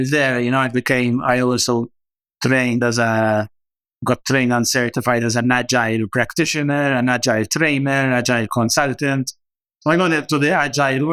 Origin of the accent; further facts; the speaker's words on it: Malta; I actually always wanted to travel and leave, get out of Malta